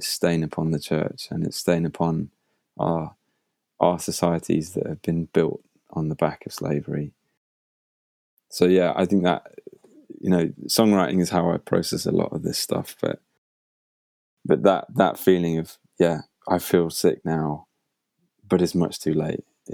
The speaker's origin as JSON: {"language": "English", "country": "United Kingdom", "said": "I'm a British guy"}